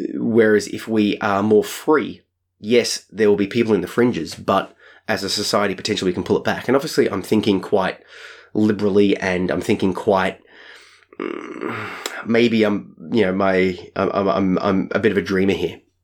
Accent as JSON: {"language": "English", "country": "Australia", "said": "I'm Australian"}